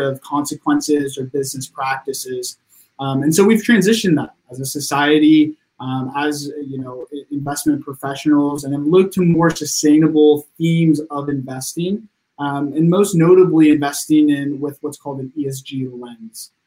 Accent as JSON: {"language": "English", "town": "Sacramento", "region": "California", "country": "United States", "tie": "born or raised there", "lives_now": "Los Angeles, United States", "said": "I was born and raised in Sacramento, California"}